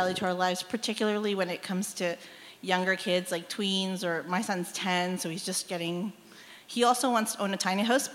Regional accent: Chile; now in Langton, Canada; I'm originally from Chile

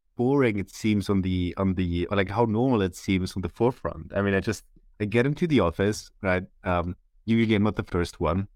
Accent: Germany; moved away as an adult; now in Switzerland; I'm from Germany. Um, as you might not, might not hear from my accent, um, but I've recently moved to Switzerland to, to do my P H D

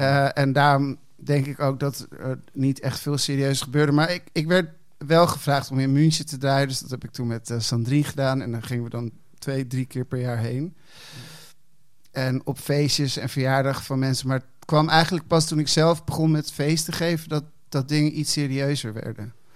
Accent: Hilversum, North Holland, Netherlands; also born or lived in Amsterdam / Chile (parents); op mijn achtervuist verhuisde ik naar Hilversum.

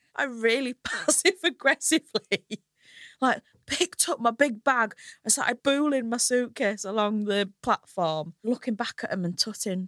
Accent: Hull, Yorkshire and the Humber, United Kingdom; now in London, United Kingdom; I'm from a lovely little place called Hull

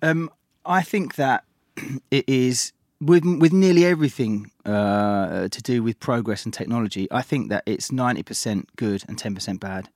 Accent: London, United Kingdom; I grew up in East London and could listen to pirate radio

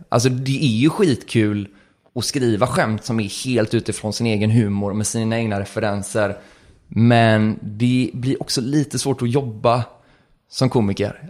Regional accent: Gothenburg, Västra Götaland, Sweden; jag är från Göteborg och jag, här, jag tänker mycket på det arvet, eller det är det jag uppfostrar med

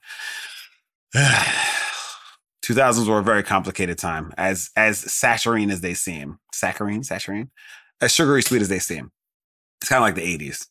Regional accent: United States; as an American

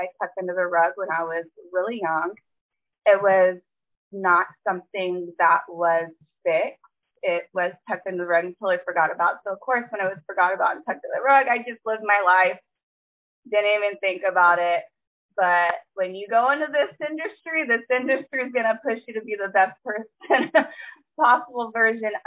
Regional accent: California, United States; moved away as an adult; now in South Carolina, United States; I am born and raised in California. I recently just moved, though, to South Carolina.

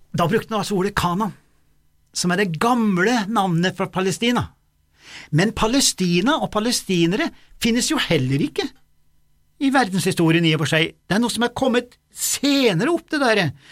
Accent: Dovre, Innlandet, Norway; now in Stjørdal, Norway; der jeg kommer fra, da, i Dovre

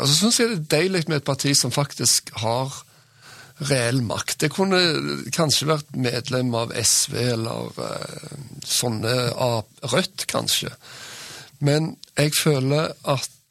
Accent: Sandnes, Rogaland, Norway; also born or lived in Bergen; now in Stavanger, Norway; Jeg vokste opp på Gandalen i Sandnes

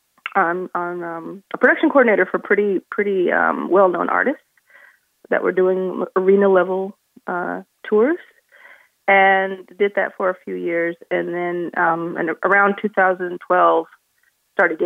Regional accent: Dallas, Texas, United States; moved away as an adult; also born or lived in Southern California; I grew up in Dallas, Texas, and early 20s moved to Southern California to start a print magazine

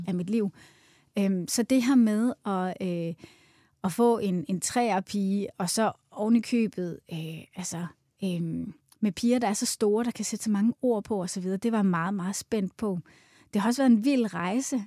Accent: Svendborg, Southern Denmark, Denmark; also born or lived in United States; now in Copenhagen, Denmark; Jeg stammer oprindeligt fra Svendborg, faktisk, mm. øhm, men har boet i København i, i størstedelen af mit liv

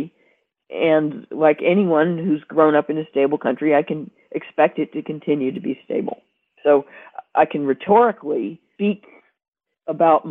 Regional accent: United States; moved away as an adult; I didn't choose to be born there

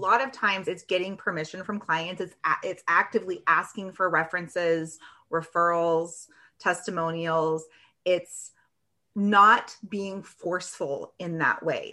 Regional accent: Washington, United States; now in Michigan, United States; I am actually in Michigan. I grew up in Washington State.

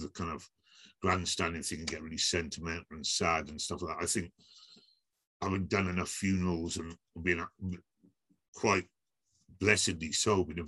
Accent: Aberfan, Wales, United Kingdom; I grew up around Aberfan, went to school in Aberfan

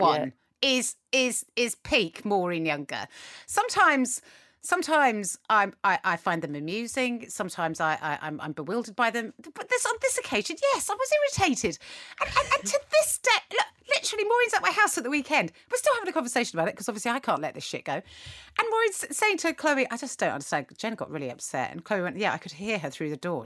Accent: United Kingdom; we, as British people

